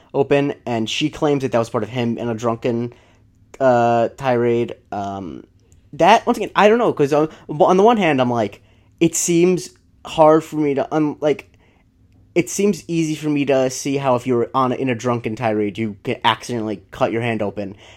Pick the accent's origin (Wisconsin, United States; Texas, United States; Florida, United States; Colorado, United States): Florida, United States; born or raised there